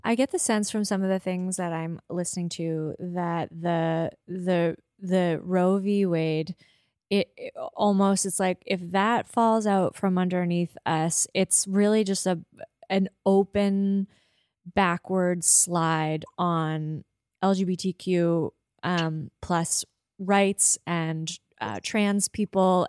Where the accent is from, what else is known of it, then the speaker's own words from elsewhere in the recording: Prince Edward Island, Canada; also born or lived in Toronto; now in Halifax, Canada; a young person growing up on Prince Edward Island